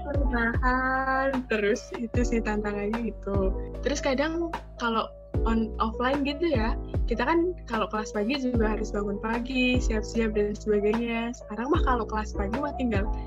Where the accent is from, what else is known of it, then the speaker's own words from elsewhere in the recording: Kulon Progo, Special Region of Yogyakarta, Indonesia; aku sendiri sih orang Jogja ya, jadi asli Kepulauan Progo